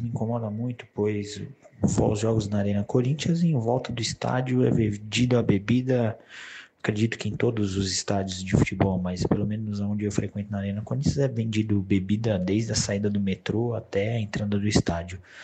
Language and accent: Portuguese; Limão neighbourhood, São Paulo, Brazil; sou do bairro do Limão